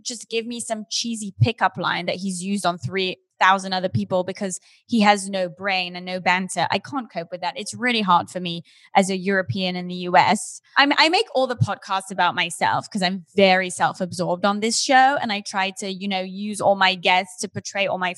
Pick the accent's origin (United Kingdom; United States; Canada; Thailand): United Kingdom; we have in the UK